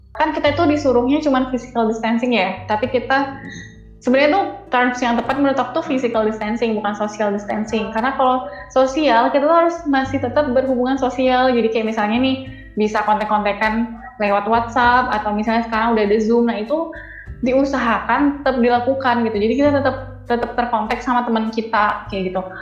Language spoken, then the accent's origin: Indonesian; Pekanbaru, Riau, Indonesia; moved away as an adult; now in Solo, Indonesia; aku born and raised di Pekanbaru, jadi lahir dan besar di Pekanbaru